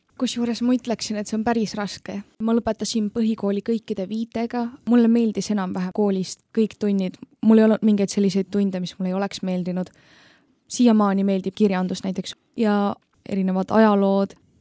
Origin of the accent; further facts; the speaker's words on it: Tallinn, Harju County, Estonia; ma tulen Tallinnast